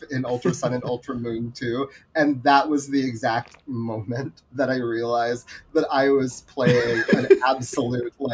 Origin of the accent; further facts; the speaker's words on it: Philippines; there is a part of me as like a Filipino person that's really really exciting to me.